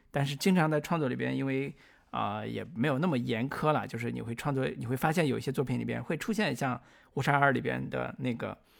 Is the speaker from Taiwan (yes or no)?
no; China; 我们中国人